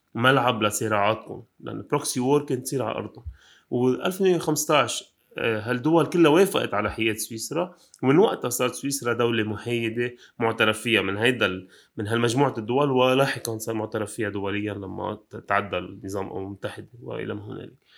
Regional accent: Lebanon; أنا لبناني أه بشتغل هون وعايش هون

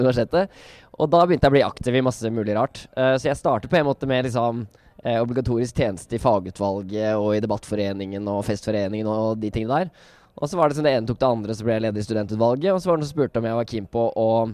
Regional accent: Oslo, Norway; jeg kommer fra Oslo

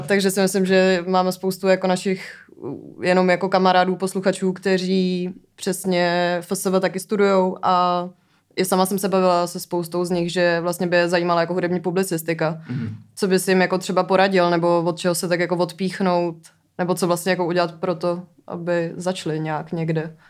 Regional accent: České Budějovice, South Bohemian Region, Czechia; já jsem z Budějic

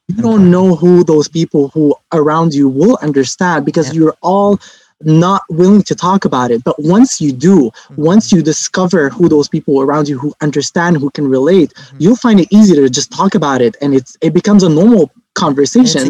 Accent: Lebanon; now in Montreal, Canada; I'm originally from Lebanon

